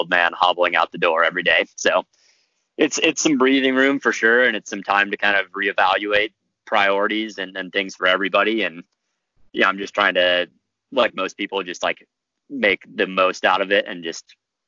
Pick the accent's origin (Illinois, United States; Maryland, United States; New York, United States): New York, United States; Rochester; So I was born in upstate New York. I was born in Rochester.